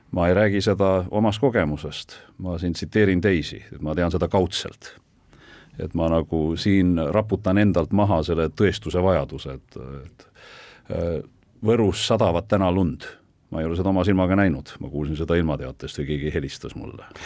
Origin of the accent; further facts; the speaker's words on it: Tartu, Tartu County, Estonia; mina olen üles kasvanud Tartus, seal ka koolis käinud